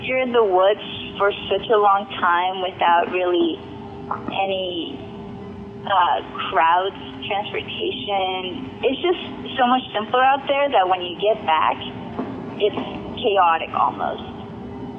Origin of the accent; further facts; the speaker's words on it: Chile; now in Georgia, United States; I'm originally from Chile.